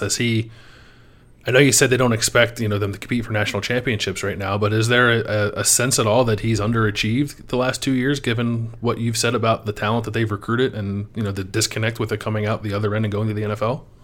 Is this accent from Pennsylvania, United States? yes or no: yes; Philadelphia, Pennsylvania, United States; I'm from Philadelphia